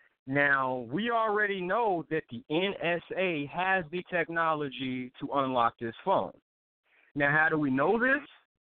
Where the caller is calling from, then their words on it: North Carolina, United States; I'm calling from North Carolina.